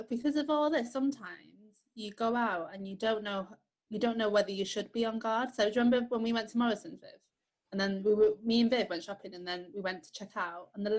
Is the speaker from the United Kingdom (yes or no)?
yes; United Kingdom; born or raised there